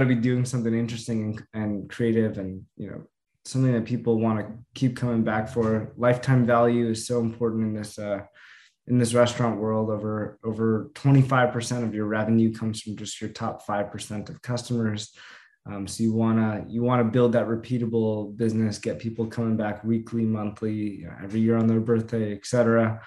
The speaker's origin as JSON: {"language": "English", "town": "Los Angeles", "region": "California", "country": "United States", "tie": "born or raised there", "said": "I grew up"}